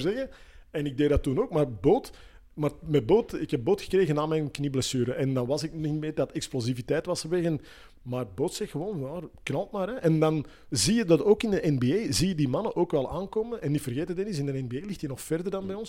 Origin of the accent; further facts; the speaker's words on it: Antwerp, Flanders, Belgium; bij ons in Antwerpen